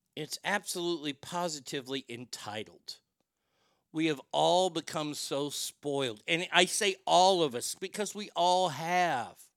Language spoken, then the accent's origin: English; Texas, United States; growing up in Texas, growing up in the 70s and 80s